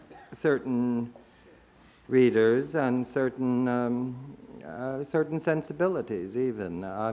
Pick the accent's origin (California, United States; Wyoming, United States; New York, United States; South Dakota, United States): New York, United States; New York City; which rather reminds me sometimes of growing up in Brooklyn